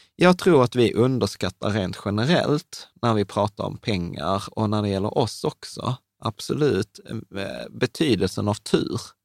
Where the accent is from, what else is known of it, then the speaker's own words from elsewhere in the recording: Sweden; vi föddes i Sverige